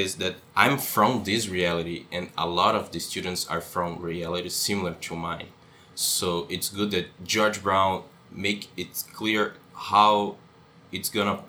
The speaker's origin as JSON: {"language": "English", "country": "Brazil", "also_born_or_lived": "São Paulo", "moved": "as an adult", "lives_now": "Canada", "said": "because I'm an international student. Mm-hmm. I'm from Brazil"}